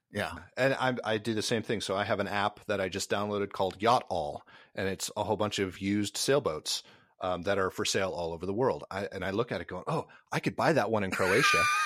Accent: Minnesota, United States; now in Nashville, United States; Minnesota, where, where I grew up, down to Nashville, where I live

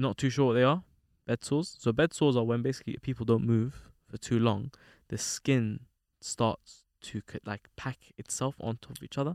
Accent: London, United Kingdom; me growing up in London

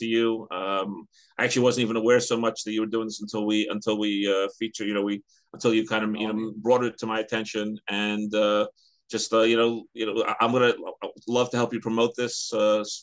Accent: New York City, New York, United States; now in Teaneck, United States; the community I grew up in Queens, which doesn't really exist anymore

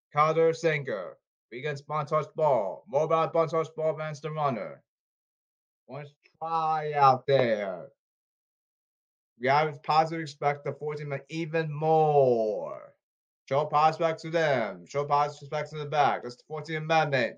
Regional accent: Boston, Massachusetts, United States; I'm from Boston

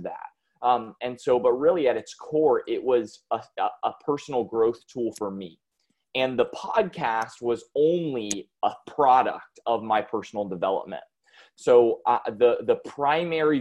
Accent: North Carolina, United States; I am from the United States, here in North Carolina

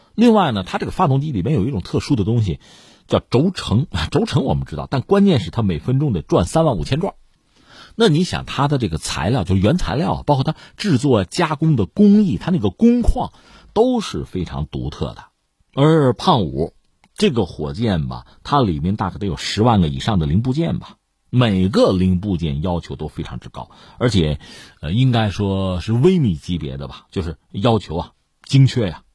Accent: China; 我们中国人

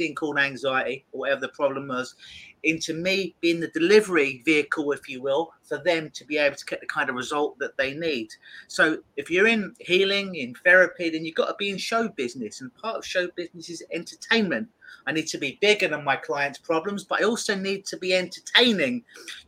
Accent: London, United Kingdom; now in Toronto, Canada; I'm from London, England, originally.

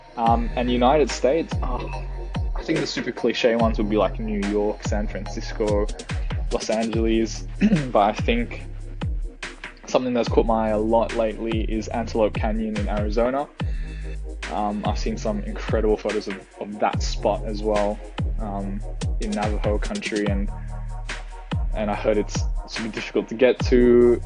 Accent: Singapore; my own childhood growing up in Singapore.

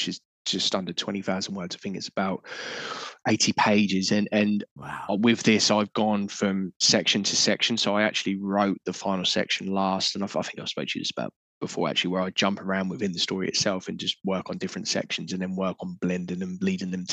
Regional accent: Portsmouth, South East England, United Kingdom; I grew up in Portsmouth, we were seaside towns.

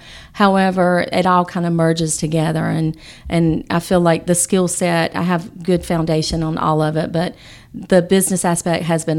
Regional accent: Rocky Mount, North Carolina, United States; I'm from Rocky Mount.

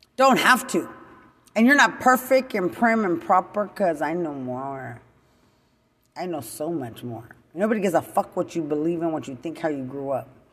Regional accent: Lubbock, Texas, United States; I'm from Lubbock

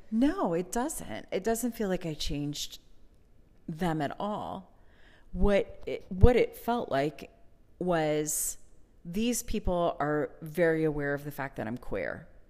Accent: Pennsylvania, United States; moved away; the place that I grew up in Pennsylvania

